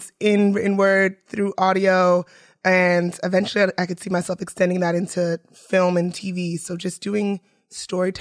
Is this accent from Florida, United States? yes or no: no; New York City, New York, United States; I'm from Bed-Stuy